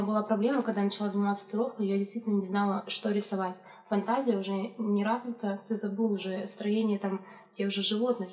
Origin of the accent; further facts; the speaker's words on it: Chelyabinsk, Chelyabinsk Oblast, Russia; я из Челябинска, у меня там родители